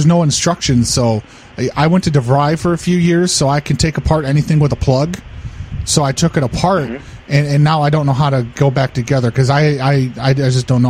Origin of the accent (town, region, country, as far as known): Jamaica